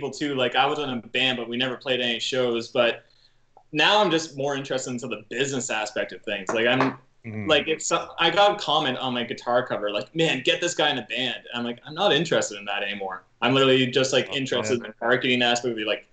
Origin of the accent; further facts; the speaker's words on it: Canada; I grew up in a small town